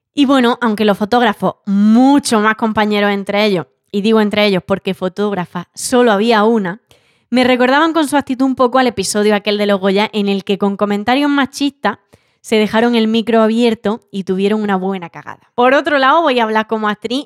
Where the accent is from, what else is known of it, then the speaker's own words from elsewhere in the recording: San José, Andalusia, Spain; en San José, en mi pueblo, en Almería